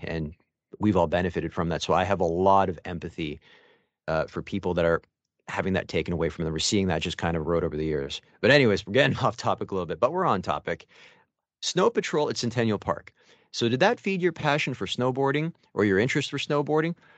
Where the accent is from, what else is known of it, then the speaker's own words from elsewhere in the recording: Mississauga, Ontario, Canada; also born or lived in Etobicoke, Toronto; now in Toronto, Canada; I live there right now, and I'm from Mississauga, basically Dixie Lakeshore